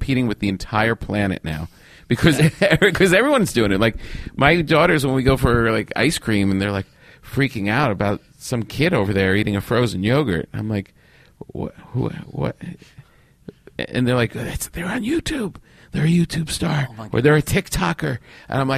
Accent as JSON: {"language": "English", "region": "New York", "country": "United States", "moved": "as an adult", "lives_now": "California, United States", "said": "I'm still a New Yorker, I think, in my heart."}